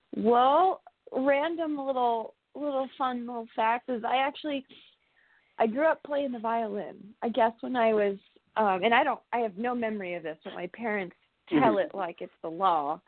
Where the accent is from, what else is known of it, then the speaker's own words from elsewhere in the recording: California, United States; I'm from California. I was born and raised in, in California